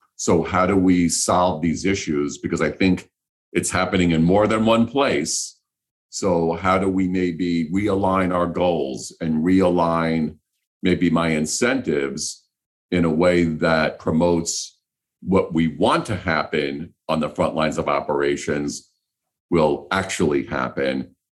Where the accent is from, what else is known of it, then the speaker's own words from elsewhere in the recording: New York City, New York, United States; I grew up in New York City